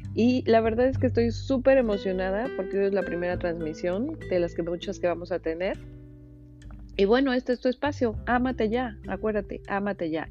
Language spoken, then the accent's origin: Spanish; Mexico; moved away as an adult; now in Miami, United States; soy mexicana y bueno, tengo cuatro años viviendo en Estados Unidos, vivo en Miami específicamente